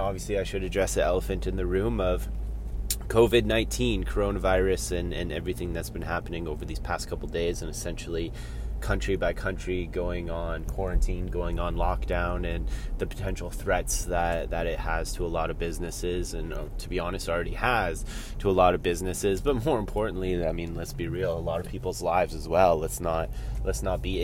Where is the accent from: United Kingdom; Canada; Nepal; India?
Canada; Collingwood, Ontario; I'm driving to my dad's house in my hometown here of Collingwood, Ontario